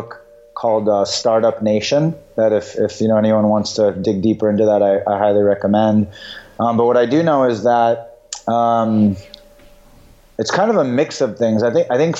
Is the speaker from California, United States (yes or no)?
yes; San Diego, California, United States; also born or lived in Israel; I was born in Israel, sorry. And then I grew up in San Diego